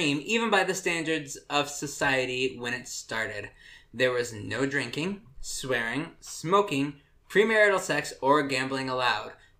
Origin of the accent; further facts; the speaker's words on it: Indiana, United States; I'm from Indiana